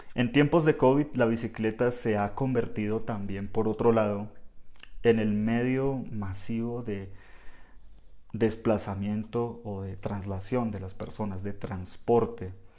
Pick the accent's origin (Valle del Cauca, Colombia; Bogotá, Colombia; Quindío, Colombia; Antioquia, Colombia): Bogotá, Colombia; en Bogotá hablamos un español un poco más estándar, más general